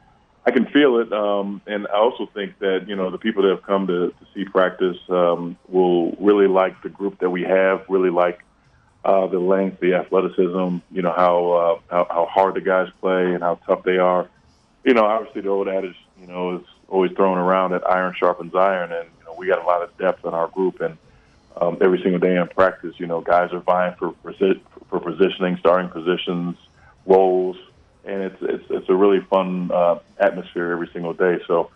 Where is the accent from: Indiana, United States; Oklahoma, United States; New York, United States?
New York, United States; growing up in West New York. There were some tough times even for me as well, so I get it, okay. I understand, but I am a diehard Bills fan.